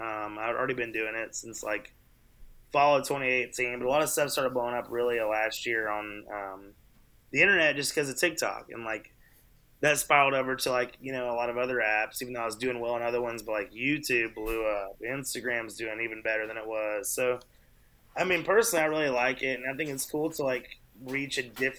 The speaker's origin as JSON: {"language": "English", "town": "Knoxville", "region": "Tennessee", "country": "United States", "tie": "born or raised there", "said": "Man, you know, I tell people all the time, I was actually telling somebody earlier, like, Knoxville is a bizarre country mark"}